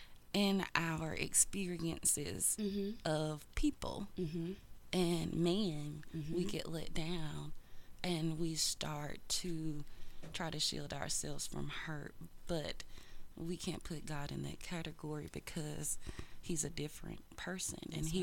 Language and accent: English; the South, United States; we grew up in the South. We grew up in a small town, so we're going to the programs, we're speaking.